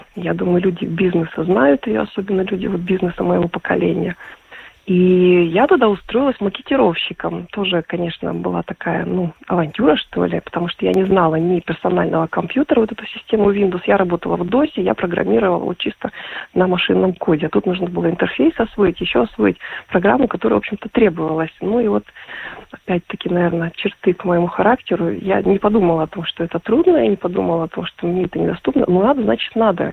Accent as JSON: {"language": "Russian", "town": "Krasnoyarsk", "region": "Krasnoyarsk Krai", "country": "Russia", "tie": "born or raised there", "also_born_or_lived": "Latvia", "moved": "as an adult", "said": "Я сама из э, Сибири. Я приехала в Латвию, вот именно поступила э, там, там же в Красноярске я вот родилась"}